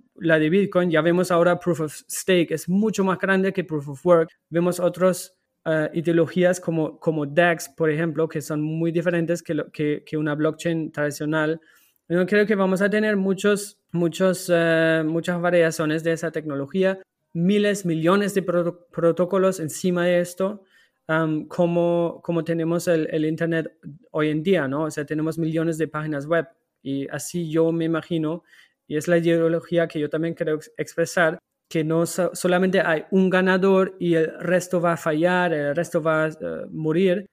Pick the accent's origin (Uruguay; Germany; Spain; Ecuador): Germany; Spanish is a second language; now in Portugal; yo soy alemán